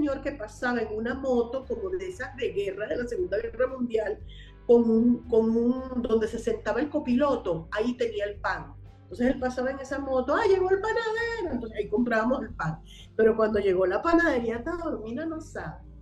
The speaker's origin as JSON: {"language": "Spanish", "town": "Caracas", "region": "Capital District", "country": "Venezuela", "tie": "born or raised there", "said": "Sí, yo soy caraqueñísima, yo nací en la calle El Medio, del Prado María. La parroquia Santa Rosalía"}